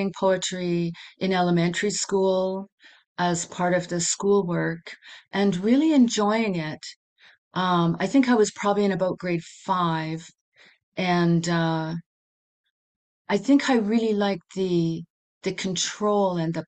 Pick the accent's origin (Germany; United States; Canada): Canada; Vancouver, British Columbia; moved away as an adult; now in Yukon, Canada; I grew up in Vancouver, moved to the Yukon in 1991